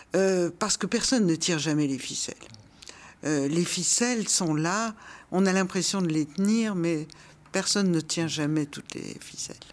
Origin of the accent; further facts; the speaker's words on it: Brussels, Brussels-Capital Region, Belgium; moved away as an adult; Bruxelles, c'est ma ville natale. J'y suis née, je l'ai quittée quand j'avais 26 ans.